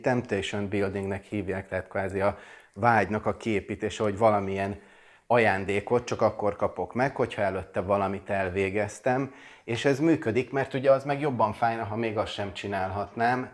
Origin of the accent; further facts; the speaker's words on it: Budapest, Hungary; Budapesten születtem, nőttem fel